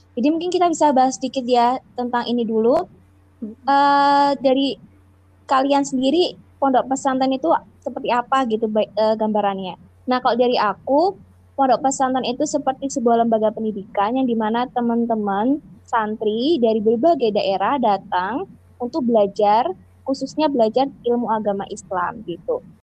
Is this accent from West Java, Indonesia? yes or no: no; Semarang, Central Java, Indonesia; aku dari Semarang nih, jadi tapi tuh nggak bisa bahasa Jawa